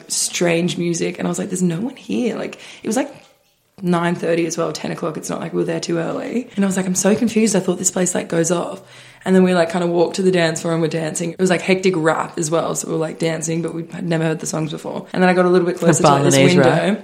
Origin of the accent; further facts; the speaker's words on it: Australia; I'm from Australia.